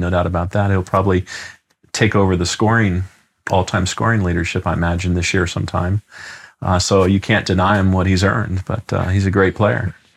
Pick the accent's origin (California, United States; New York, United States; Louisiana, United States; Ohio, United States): California, United States; Los Angeles; moved away as an adult; I grew up in Los Angeles, California, and lived there the first 20 plus years of my life